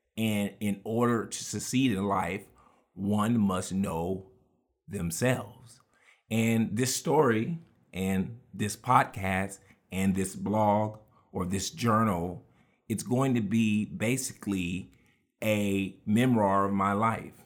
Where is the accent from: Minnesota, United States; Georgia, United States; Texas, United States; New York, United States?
Texas, United States; Houston; we grew up with all of those lessons in Houston, Texas